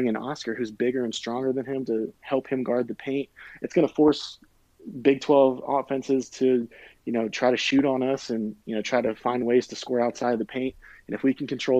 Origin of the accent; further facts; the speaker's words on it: Virginia, United States; I grew up in Virginia